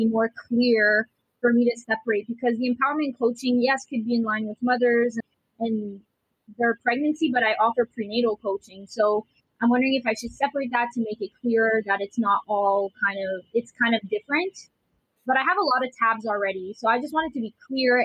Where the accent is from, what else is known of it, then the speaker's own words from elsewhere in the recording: Ottawa, Ontario, Canada; I am from Ottawa, Canada, Ontario.